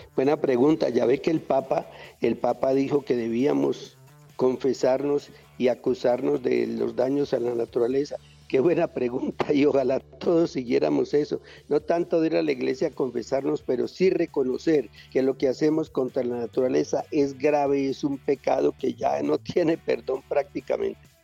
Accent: Armenia, Quindío, Colombia; now in Bogotá, Colombia; mi tierra Armenia

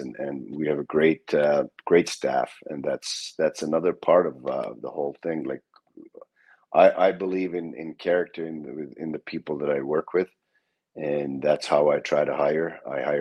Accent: Finland; moved away as an adult; also born or lived in Tampere, Finland; now in Columbus, United States; I was born in that city. But lived a little further north most of my life

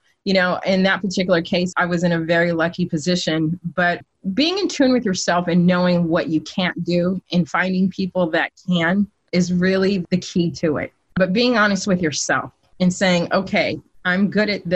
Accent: Sacramento, California, United States; I'm from Sacramento, California

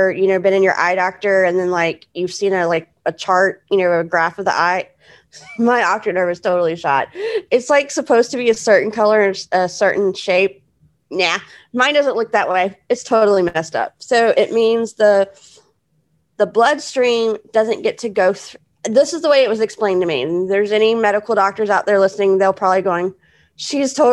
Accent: Houston, Texas, United States; I was born in Houston, Texas. That's where my parents were living at the time

